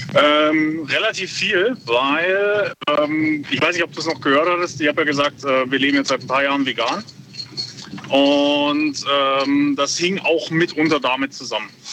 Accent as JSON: {"language": "German", "town": "Bad Wildbad", "region": "Baden-Württemberg", "country": "Germany", "said": "ich komme aus Bad Wildbad"}